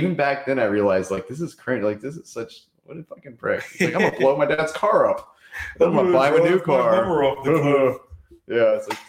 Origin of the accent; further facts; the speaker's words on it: United States; I'm an American.